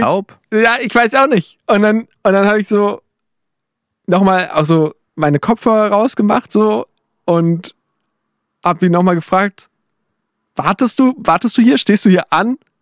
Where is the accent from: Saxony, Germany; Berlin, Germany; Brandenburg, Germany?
Saxony, Germany; bei uns in Sachsen